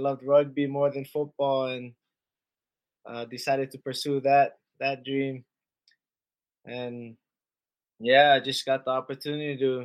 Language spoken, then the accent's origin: English; Kahului, Hawaii, United States; I followed my brother around up to the local club, Kahului Warriors